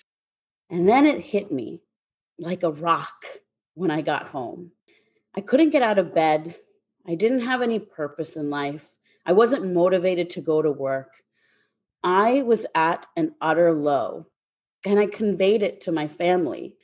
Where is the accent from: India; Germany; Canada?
Canada; Guelph, Ontario; moved away; I'm originally from Guelph, Ontario, Canada. That's where I was born and raised.